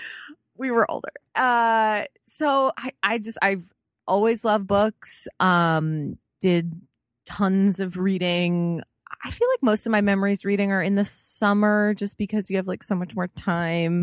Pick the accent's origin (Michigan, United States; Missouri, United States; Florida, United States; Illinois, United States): Illinois, United States; Chicago; I am from Chicago.